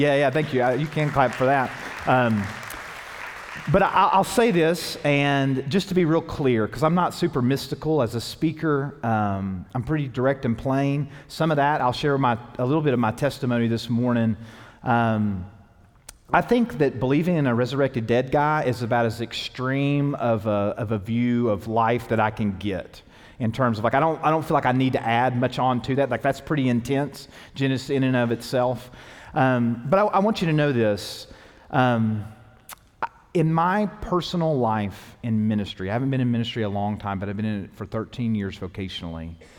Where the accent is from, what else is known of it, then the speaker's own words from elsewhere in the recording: the South, United States; even though I was raised in the South, like there was churches around me.